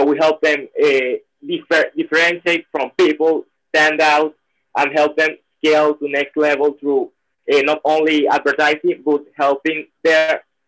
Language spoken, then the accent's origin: English; Venezuela; From Venezuela.